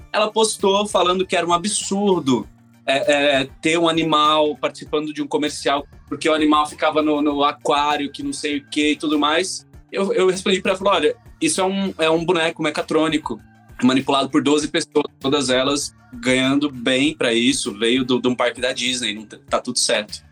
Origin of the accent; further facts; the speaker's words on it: Campo Grande, Mato Grosso do Sul, Brazil; now in São Paulo, Brazil; Eu sou de Campo Grande, Mato Grosso do Sul